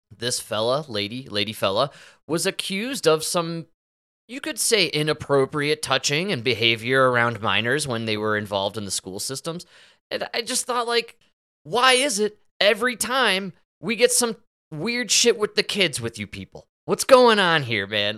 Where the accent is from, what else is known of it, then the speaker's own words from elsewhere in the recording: Chicago, Illinois, United States; growing up in Chicago, in the suburbs